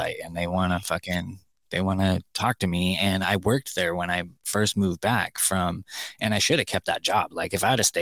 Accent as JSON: {"language": "English", "town": "Murphy's", "country": "United States", "tie": "born or raised there", "moved": "yes", "lives_now": "Tennessee, United States", "said": "my hometown where I grew up in Murphy's"}